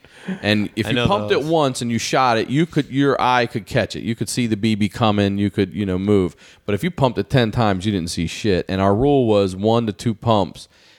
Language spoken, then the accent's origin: English; Maryland, United States; I'm from Maryland.